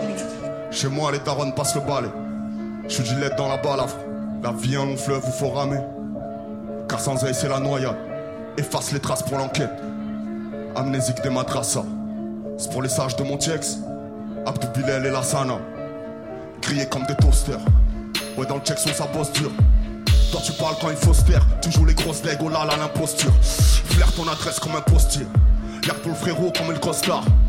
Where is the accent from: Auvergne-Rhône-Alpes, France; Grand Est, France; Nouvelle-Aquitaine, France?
Nouvelle-Aquitaine, France; Bordeaux; je viens de Bordeaux